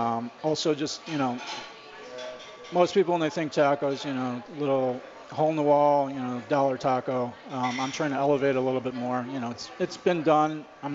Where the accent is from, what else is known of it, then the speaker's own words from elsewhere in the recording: Glenview, Illinois, United States; moved away as an adult; also born or lived in Chicago / New York City; now in Colorado, United States; I grew up in the suburbs. I grew up in Glenview.